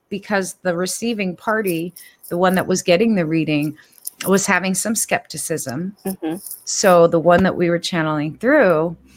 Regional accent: United States; also born or lived in California / Washington; I was born and raised in California and Washington.

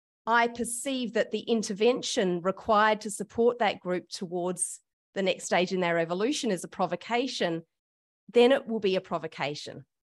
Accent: Australia; I have had the privilege of being white, being an Australian, and being born in Australia.

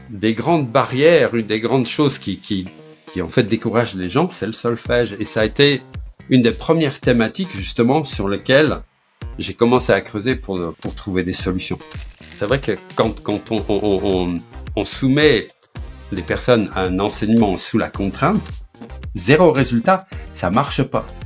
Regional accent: Flanders, Belgium; accent: Belgian; now in France; je suis belge d'origine, flamand, mais ça fait très longtemps que j'habite euh, en France. Ça fait 38 ans que j'habite dans la région parisienne, donc il y a prescription. J'ai d'ailleurs perdu mon accent belge.

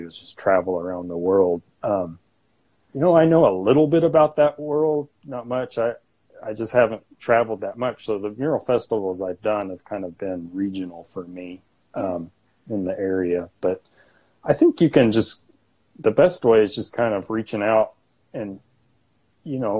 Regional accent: Arkansas, United States; my hometown here.

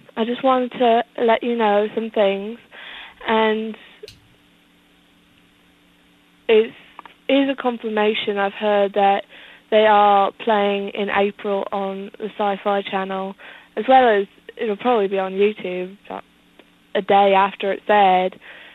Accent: London, United Kingdom; I'm actually from London, but I'm visiting some family in the States.

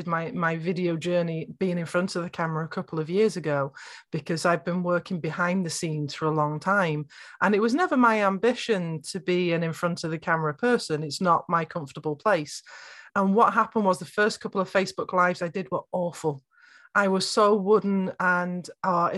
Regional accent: North West England, United Kingdom; I'm from Northwest England. I've got very flat vowels.

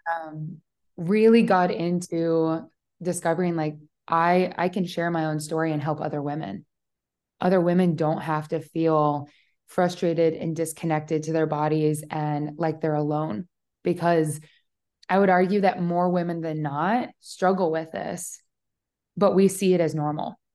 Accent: Omaha, Nebraska, United States; moved away; also born or lived in Austin, Texas; I was living in Austin, Texas at the time. I'm from Omaha, Nebraska, so very big life shift there.

